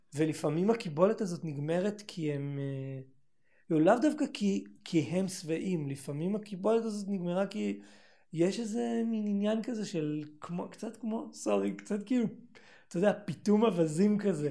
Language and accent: Hebrew; Northern Israel, Israel; moved away; באתי מהצפון